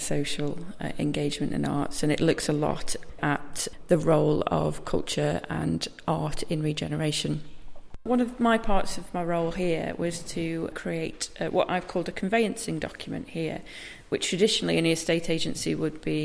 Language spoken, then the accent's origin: English; Stoke-on-Trent, West Midlands, United Kingdom; also born or lived in Manchester; Stoke-on-Trent is actually my hometown